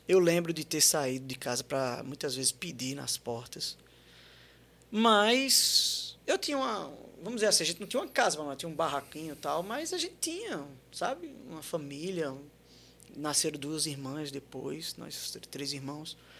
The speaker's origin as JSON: {"language": "Portuguese", "town": "Santos", "region": "São Paulo", "country": "Brazil", "tie": "born or raised there", "said": "Nasci em Santos"}